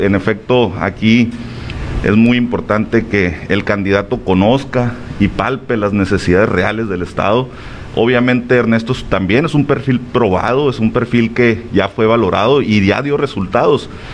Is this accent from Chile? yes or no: no; Huatabampo, Sonora, Mexico; now in Navojoa, Mexico; Yo soy oriundo de Chojoa, soy del Bacame, Ah, pero ya tengo algunos años viviendo aquí